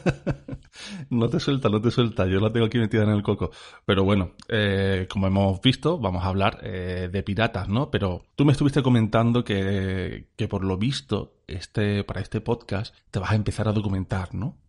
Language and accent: Spanish; Cádiz, Andalusia, Spain; Yo soy de Cádiz